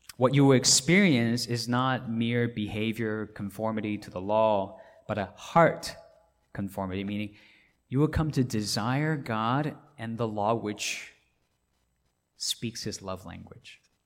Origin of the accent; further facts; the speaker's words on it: Hong Kong; now in Atlanta, United States; I grew up in Hong Kong